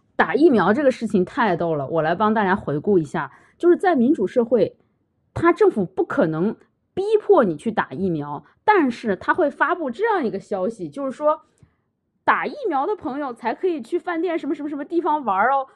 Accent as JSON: {"language": "Chinese", "country": "China", "also_born_or_lived": "Quebec, Canada", "moved": "yes", "lives_now": "Canada", "said": "我们中国人"}